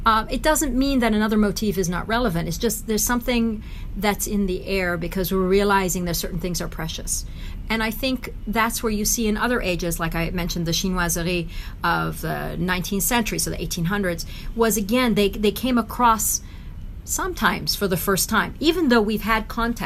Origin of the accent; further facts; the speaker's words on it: Tehran, Tehran Province, Iran; also born or lived in United States; now in Switzerland; I was born in Tehran, in Iran